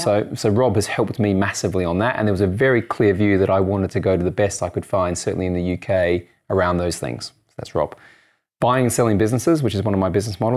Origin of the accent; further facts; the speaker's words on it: Australia; moved away as an adult; also born or lived in United States; now in United Kingdom; I'm Australian and I live in the U K